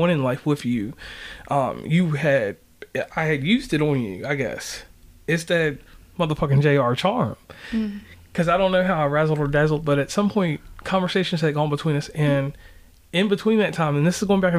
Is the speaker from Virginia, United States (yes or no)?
yes; Tappahannock, Virginia, United States; also born or lived in Charleston; I'm from Virginia